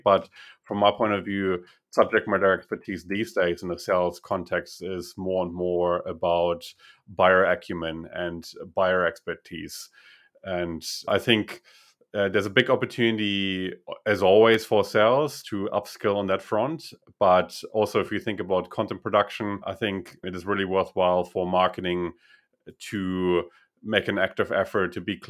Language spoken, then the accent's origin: English; Russia; English is a second language; And I was originally from Russia, so that might explain the proximity.